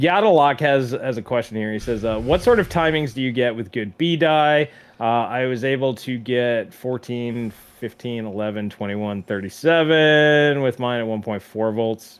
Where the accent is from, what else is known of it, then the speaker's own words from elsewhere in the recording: New York, United States; I grew up in New York